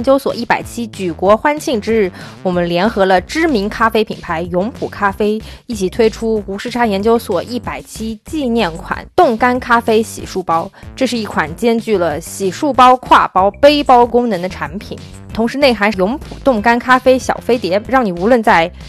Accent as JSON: {"language": "Chinese", "region": "Northeast China", "country": "China", "said": "对啊，是咱们东北人谦虚的吗？"}